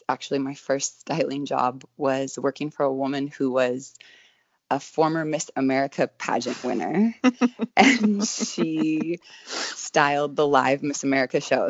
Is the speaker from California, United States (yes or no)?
yes; Sonoma, California, United States; also born or lived in Glen Ellen / San Francisco; now in Northern California, United States; I'm originally from a tiny town called Glen Ellen, which is right next to Sonoma, wine country girl. And, I grew up in Sonoma